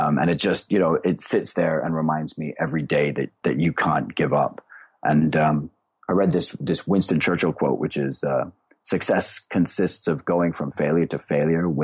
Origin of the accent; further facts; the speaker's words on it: Singapore; also born or lived in India; I grew up in Singapore after living kind of around the world, and I came back here.